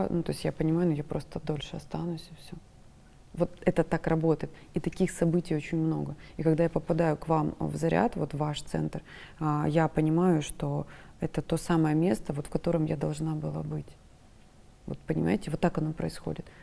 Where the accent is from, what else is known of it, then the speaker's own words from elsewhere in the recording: Krasnodar, Krasnodar Krai, Russia; Я из Краснодара.